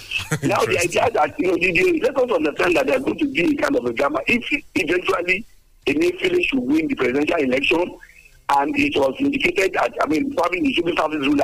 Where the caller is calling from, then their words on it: Abeokuta, Ogun State, Nigeria; I'm here calling from the People's Parliament in Lemay in Abeokuta.